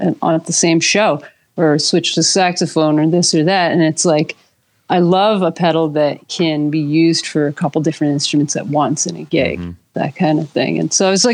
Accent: New Jersey, United States; I'm from Jersey, East Coast

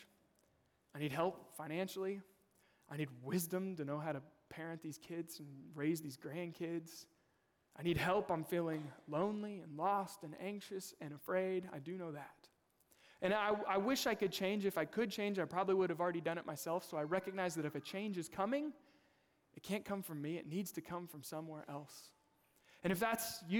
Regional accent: Kansas, United States; moved away; I'm originally from Kansas. We lived in Kansas City.

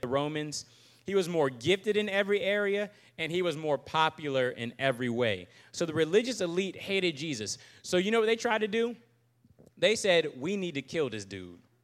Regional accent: Virginia Beach, Virginia, United States; moved away as an adult; also born or lived in Charlottesville, Virginia; now in Jackson, Mississippi, United States; I am from Virginia Beach originally

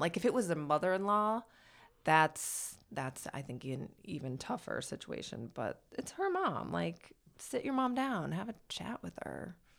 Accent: Michigan, United States; now in Los Angeles, United States; my hometown in Michigan

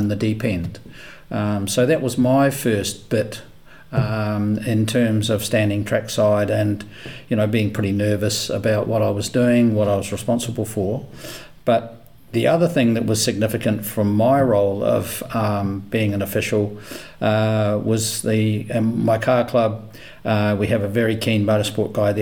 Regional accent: New Zealand; moved away as an adult; also born or lived in Queensland, Australia; now in Brisbane, Australia; when I came to Australia, and I'm from New Zealand, when I came to Australia 11, 12 years ago

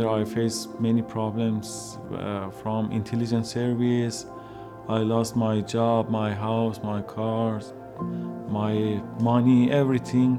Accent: Iran; English is a second language; moved away as an adult; also born or lived in Turkey; now in Canada; I was born in a Muslim family. Starting asking questions from them about religion, they couldn't answer me, and also in school, mosque, but no one could answer me. And then I left my house, my city, to south of Iran

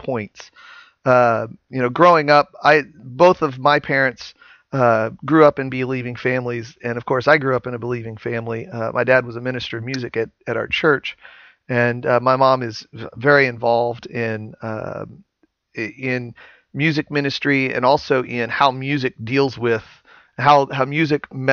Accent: Santa Claus, Indiana, United States; I live in deer hunting territory in southern Indiana. I'm from Santa Claus, Indiana

